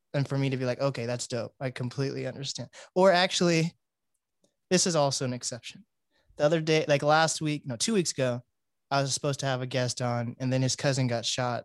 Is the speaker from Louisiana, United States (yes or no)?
no; Seattle, Washington, United States; I'm one of the first generations of actual Black people actually being born in Seattle